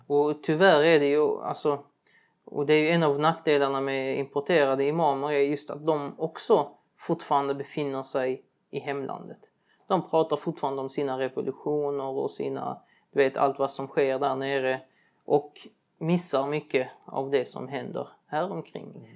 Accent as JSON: {"language": "Swedish", "country": "Sweden", "tie": "born or raised there", "said": "de flesta utav oss som är uppväxta här"}